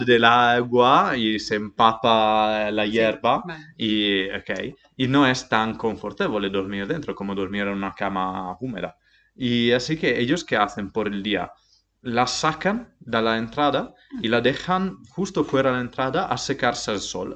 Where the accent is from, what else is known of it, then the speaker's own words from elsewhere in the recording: Montereale Valcellina, Friuli-Venezia Giulia, Italy; Spanish is a second language; moved away; Soy de Italia, Vengo de Monterrey Valcellina, un pequeño pueblo cerca de Dolomites, en Friuli Venecia, Giulia.